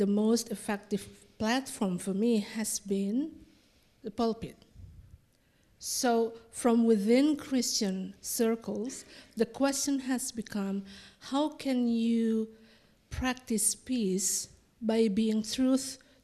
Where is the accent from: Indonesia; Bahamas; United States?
Indonesia; I'm from Indonesia